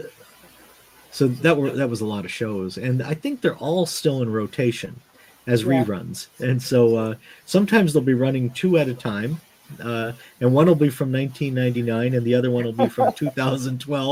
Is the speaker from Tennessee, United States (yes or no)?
no; Pittston, Pennsylvania, United States; I grew up in the Scranton-Wilkes-Barre area, right between the two cities, actually, in a little coal town there, Pittston, Pennsylvania